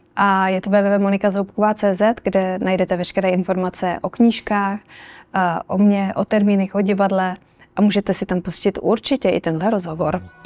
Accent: Krnov, Moravian-Silesian Region, Czechia; also born or lived in Brno; now in Prague, Czech Republic; Já teda jsem z malého města, vyrůstala jsem v Krnově

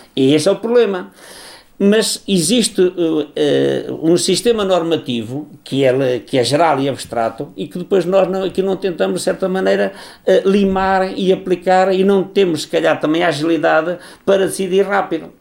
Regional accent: Portugal

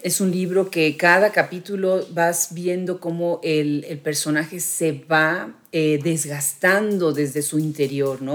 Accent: Mexico; a nuestras tradiciones, a nuestros orígenes como mexicanos

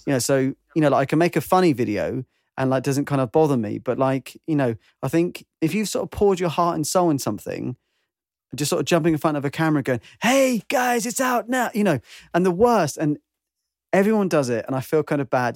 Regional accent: United Kingdom; I'm British

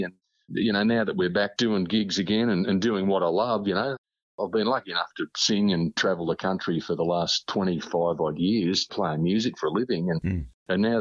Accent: Victoria, Australia; we grew up down in Victoria

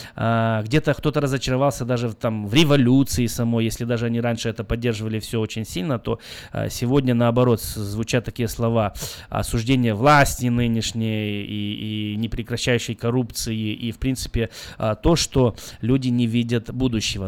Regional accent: Belarus; now in United States; я сам из Беларуси

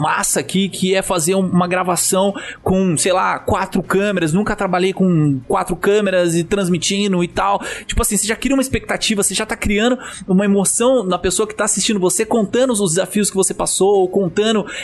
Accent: Brazil; a gente nasceu no Brasil

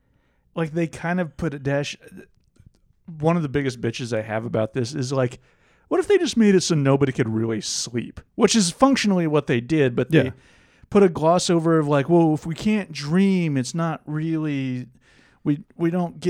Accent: Scotland, United Kingdom; I'm Scottish.

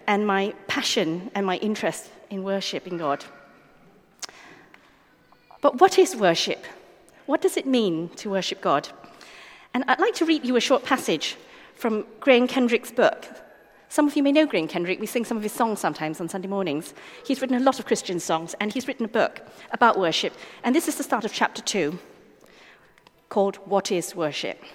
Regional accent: Malaysia; As a young child, I grew up in Malaysia

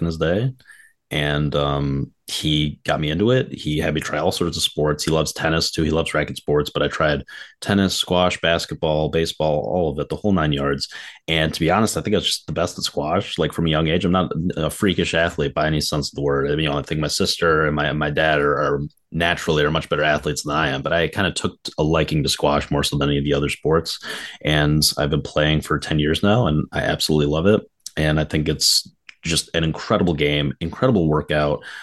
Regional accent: Midwest, United States; growing up in the Midwest

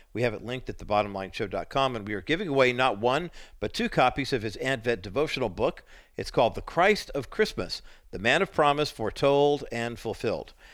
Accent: Whittier, California, United States; Barry's in Whittier, my hometown

